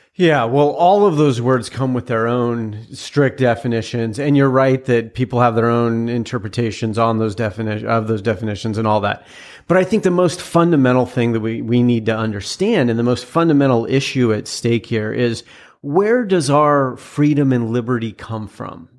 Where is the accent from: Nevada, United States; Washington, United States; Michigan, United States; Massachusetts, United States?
Washington, United States; a town outside of Seattle; also born or lived in Utah; I was born in Utah, and a lot of people then assumed that I was raised there, but I was actually raised, uh, in a town outside of Seattle.